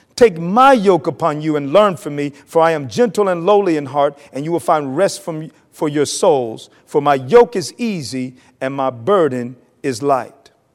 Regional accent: North Carolina, United States; moved away; I'm from North Carolina

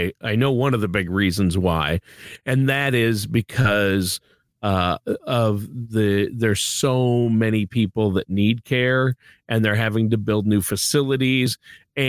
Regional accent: Minnesota, United States; my home state of Minnesota

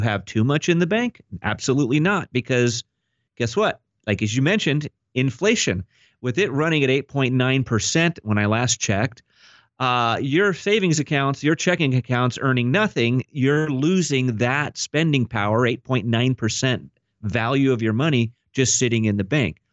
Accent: Orange County, California, United States; I was actually born and raised here in Orange County, California.

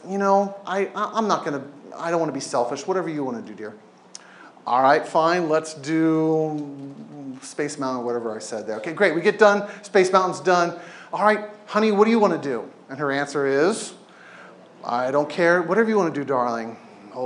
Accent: Southern California, United States; now in Oregon, United States; I grew up in Southern California

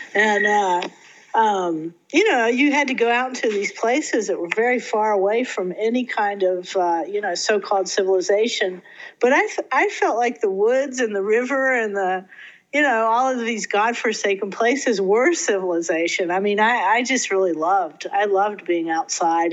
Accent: Fayette County, West Virginia, United States; moved away; also born or lived in Santa Cruz; I grew up on a Little Hill in Fayette County, West Virginia, and I mean it was in the middle of nowhere

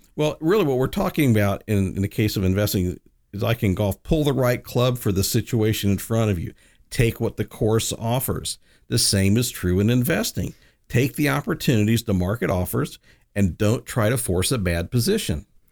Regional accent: the South, United States; moved away; I grew up in the South. I'm a Southern boy

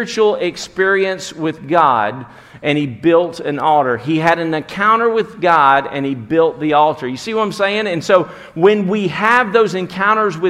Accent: Alabama, United States; I'm from Alabama

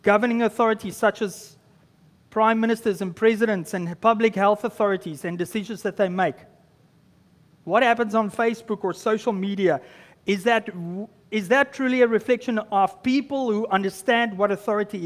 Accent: South Africa; moved away as an adult; now in Canada; I just arrived in Canada as a South African

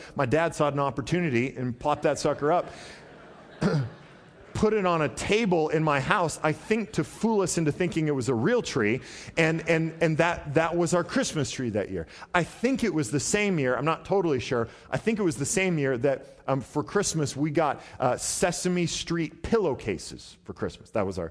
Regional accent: Portland, Oregon, United States; I mean, I remember growing up, we grew up in Southeast Portland, which is not a great neighborhood.

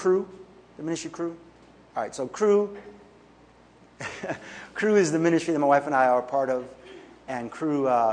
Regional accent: New York City, New York, United States; I grew up here in New York City, South Bronx, into, I would say, a life of poverty.

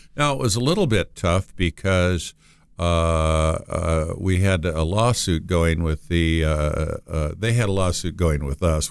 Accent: Moorhead, Minnesota, United States; I'm originally from Moorhead, Minnesota, which is a small town right next to Fargo, North Dakota

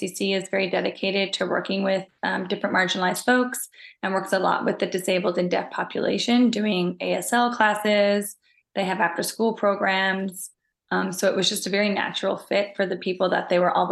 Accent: Newfoundland and Labrador, Canada; moved away as an adult; also born or lived in Halifax, Nova Scotia; now in Toronto, Canada; I'm originally from Newfoundland, Canada

